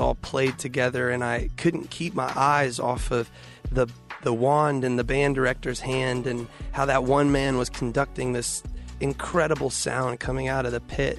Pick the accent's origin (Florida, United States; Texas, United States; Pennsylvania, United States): Texas, United States; Houston; I grew up in Houston